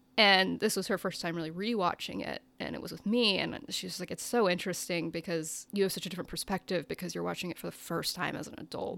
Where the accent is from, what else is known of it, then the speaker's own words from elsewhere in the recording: United States; I'm an American.